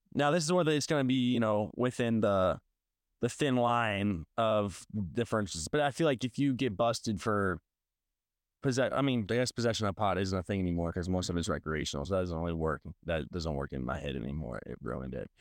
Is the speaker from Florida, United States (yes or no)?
no; Saint Louis County, Missouri, United States; now in St. Louis, United States; I grew up in Saint Louis County